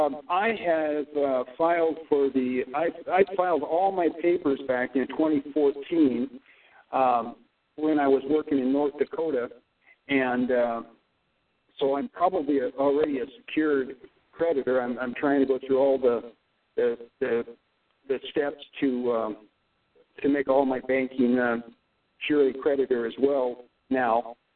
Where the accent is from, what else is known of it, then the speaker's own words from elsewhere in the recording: Japan; born there; because I was born militarily in Japan.